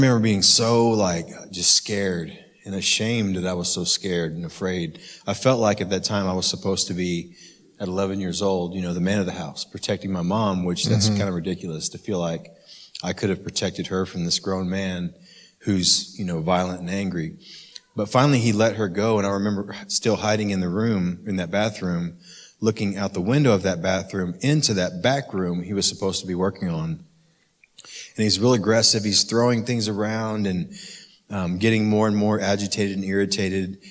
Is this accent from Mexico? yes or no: no; Oklahoma City, Oklahoma, United States; I grew up in Oklahoma City and love Oklahoma City my whole life